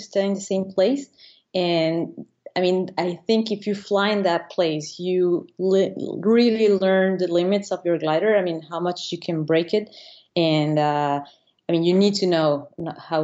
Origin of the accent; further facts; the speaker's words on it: Venezuela; moved away as an adult; now in Annecy, France; I'm from Venezuela, and I just moved to France